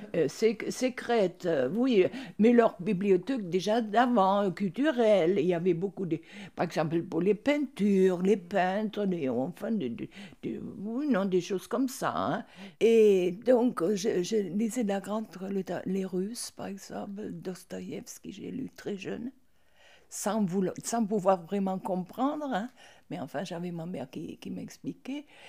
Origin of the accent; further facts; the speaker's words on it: Berlin, Germany; moved away; Je suis née à Berlin.